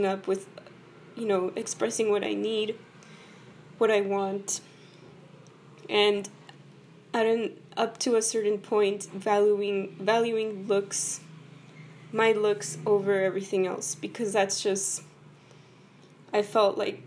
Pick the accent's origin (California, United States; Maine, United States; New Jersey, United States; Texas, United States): Texas, United States; El Paso; Both of my parents are from Mexico, and I was born and raised in El Paso, Texas